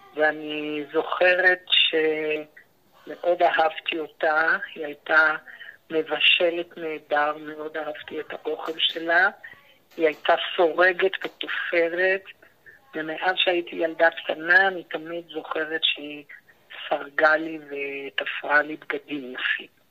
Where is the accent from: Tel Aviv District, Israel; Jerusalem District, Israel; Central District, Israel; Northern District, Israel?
Jerusalem District, Israel; Jerusalem; also born or lived in Ramat Gan / England; גדלתי רוב השנים בירושלים, עיר הקודש